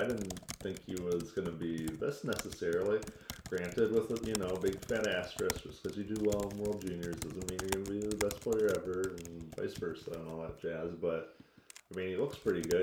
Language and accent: English; Manchester, Missouri, United States; also born or lived in Springfield, Missouri; I'm from Manchester